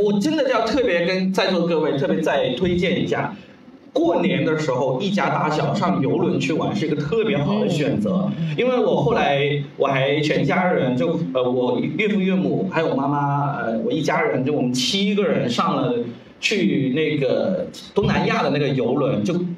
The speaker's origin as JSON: {"language": "Chinese", "region": "Guangdong", "country": "China", "second_language": "Chinese", "said": "我说广东人，呃，我的普通话当时真的是非常地差了"}